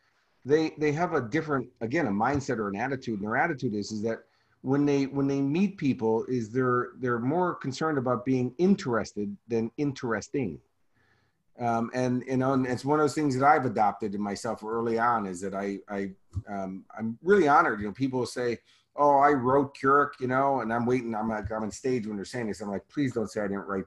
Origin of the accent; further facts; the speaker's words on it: Chicago, Illinois, United States; moved away; I'm from Chicago